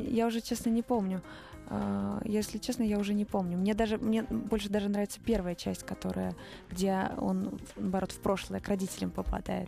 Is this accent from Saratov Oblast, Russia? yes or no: yes; Saratov, Saratov Oblast, Russia; moved away as an adult; now in Moscow, Russia; Я из Саратова, э, живу в Москве пять лет